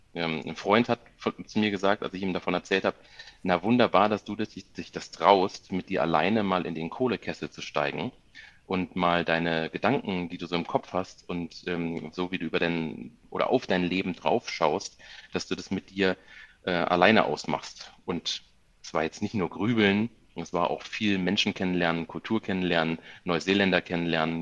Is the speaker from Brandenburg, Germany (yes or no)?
no; near Koblenz, Rhineland-Palatinate, Germany; moved away as an adult; now in Munich, Germany; Ich komme gebürtig aus der Nähe von Koblenz